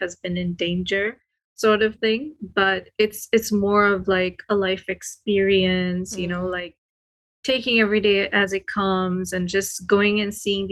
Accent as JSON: {"language": "English", "country": "Sri Lanka", "tie": "born or raised there", "moved": "yes", "lives_now": "Canada", "said": "I was born and I was raised in Sri Lanka. Mm-hmm. And then just moving to Canada"}